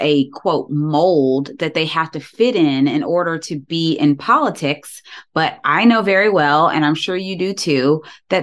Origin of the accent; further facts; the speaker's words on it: Georgia, United States; I was also born and raised in Georgia